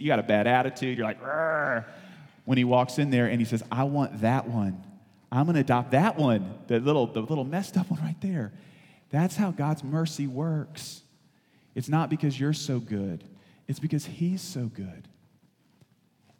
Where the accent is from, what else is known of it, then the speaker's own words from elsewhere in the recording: the South, United States; I'm from the South.